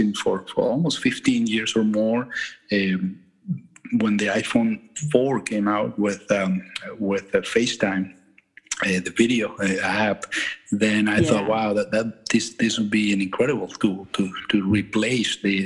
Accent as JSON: {"language": "English", "country": "Venezuela", "also_born_or_lived": "Michigan, United States", "moved": "as an adult", "lives_now": "Maine, United States", "said": "I'm from Venezuela originally, and I'm an immigrant to the United States."}